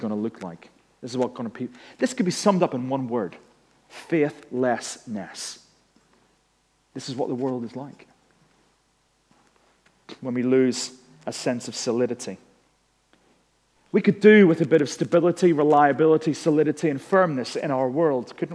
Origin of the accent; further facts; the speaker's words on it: Northern Ireland, United Kingdom; moved away as an adult; we went back home to Northern Ireland. Some people knew that because they could tell that my accent had been recharged.